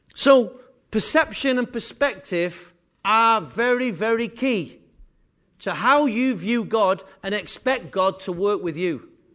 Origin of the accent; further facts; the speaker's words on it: England, United Kingdom; I am English